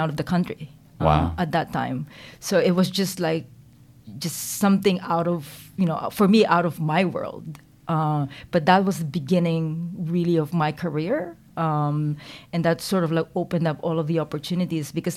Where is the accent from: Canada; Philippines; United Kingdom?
Philippines; Quezon City, Metro Manila; moved away as an adult; also born or lived in Silicon Valley; now in New Zealand; I was born in the Philippines. I was actually, I was raised there, didn't leave until I finished my undergrad